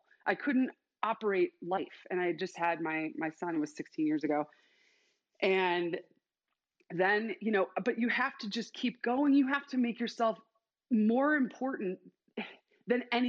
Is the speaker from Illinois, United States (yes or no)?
yes; Chicago, Illinois, United States; now in Boise, United States; I'm actually from Chicago, but live in Idaho, still in culture shock